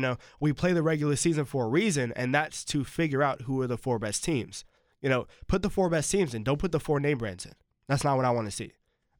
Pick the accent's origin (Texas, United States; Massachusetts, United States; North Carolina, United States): North Carolina, United States; Just because I'm from North Carolina and just because, you know, I follow the ACC